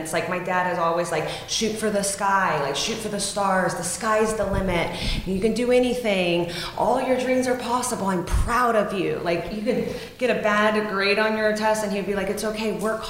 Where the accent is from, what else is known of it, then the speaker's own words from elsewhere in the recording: Latvia; also born or lived in United States; I grew up in Latvia, the former Soviet Union, and we moved there in like 93.